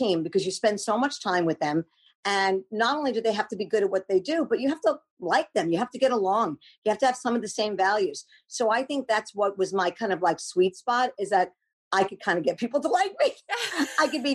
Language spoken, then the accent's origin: English; New York, United States; now in California, United States; I grew up in New York